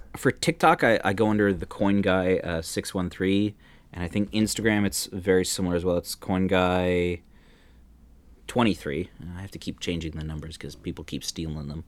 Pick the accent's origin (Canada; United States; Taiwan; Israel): Canada; moved away as an adult; now in Netherlands; growing up in Canada, you knew Toronto was a five-hour drive